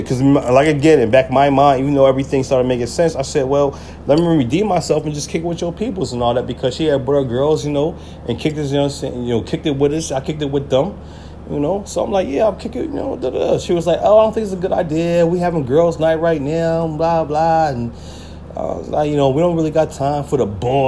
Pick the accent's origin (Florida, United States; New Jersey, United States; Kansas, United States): New Jersey, United States; when I came back to Jersey